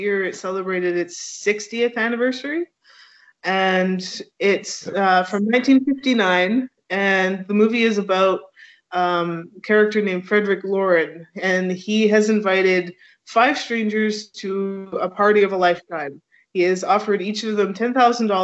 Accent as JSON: {"language": "English", "country": "Canada", "said": "I'm your Canadian ambassador"}